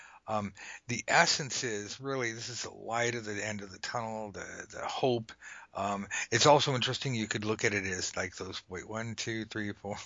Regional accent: Los Angeles, California, United States; I'm from Los Angeles, and we have nothing but freeways

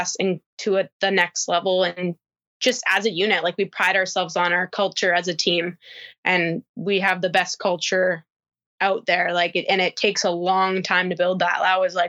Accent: Marion, Illinois, United States; Yeah. Southern Illinois, Marion, Illinois.

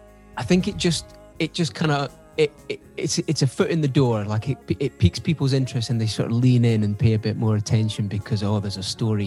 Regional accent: Scotland, United Kingdom; Yeah, pretty much.

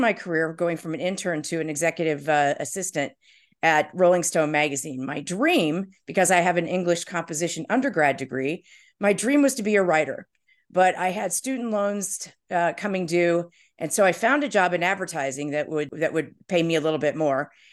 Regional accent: Indiana, United States; moved away as an adult; also born or lived in New York City; now in Chicago, United States; I grew up in Indiana

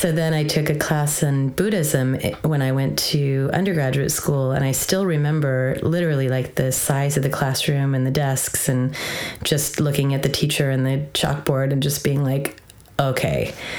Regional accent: Southern California, United States; I grew up in Southern California

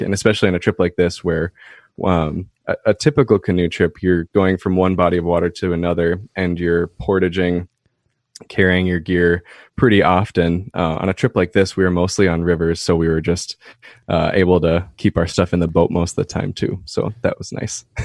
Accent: Minneapolis–Saint Paul, Minnesota, United States; moved away as an adult; now in Duluth, United States; I grew up in the Twin Cities, uh, Minnesota.

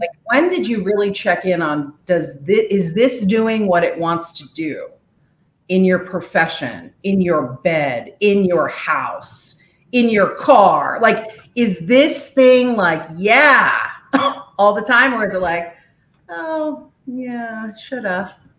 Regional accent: Washington, District of Columbia, United States; also born or lived in Korea; now in Oakland Park, United States; I was born in Korea in 1975. I grew up in the DC area

